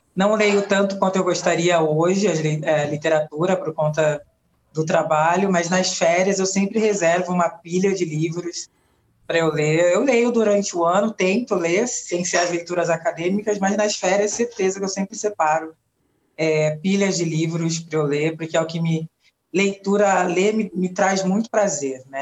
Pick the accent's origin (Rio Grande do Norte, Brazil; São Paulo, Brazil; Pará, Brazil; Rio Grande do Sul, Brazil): São Paulo, Brazil; Santos; quando eu comecei a trabalhar numa organização chamada Casa de Cultura da Mulher Negra em Santos, litoral de São Paulo, onde eu nasci